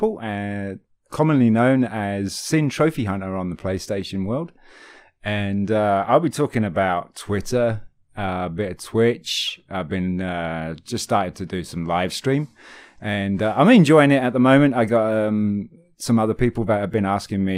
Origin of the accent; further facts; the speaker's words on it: United Kingdom; I'm British